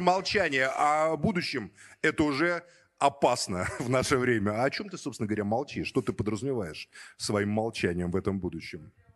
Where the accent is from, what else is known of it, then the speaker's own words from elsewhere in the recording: Moscow, Russia; родился уже на Соколе, в Москве, учился в школе